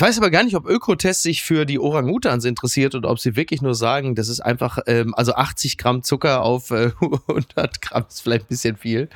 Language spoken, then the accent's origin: German; Castrop-Rauxel, North Rhine-Westphalia, Germany; die Sonnenstraße in meiner Heimat Castrop-Rauxel